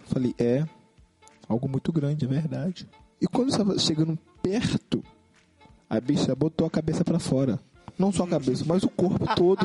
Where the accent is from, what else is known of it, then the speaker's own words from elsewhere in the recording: Belford Roxo, Rio de Janeiro, Brazil; nós somos de Belfor Roxo